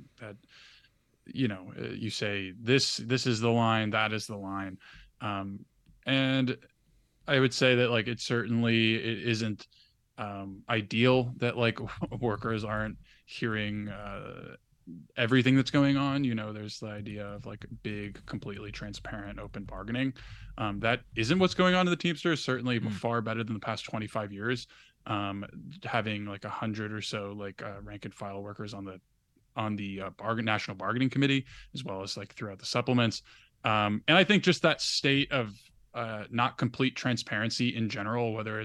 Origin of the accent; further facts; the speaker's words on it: New York City, New York, United States; my hometown of Brooklyn